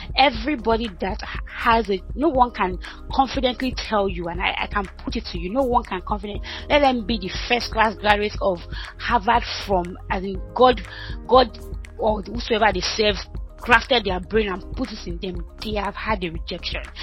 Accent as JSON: {"language": "English", "town": "Ibadan", "region": "Oyo", "country": "Nigeria", "tie": "born or raised there", "also_born_or_lived": "Ota, Nigeria / Lagos, Nigeria / Lancaster, United Kingdom", "moved": "as an adult", "lives_now": "United Kingdom", "said": "I grew up in Ibadan, Alakia in Ibadan, dead village"}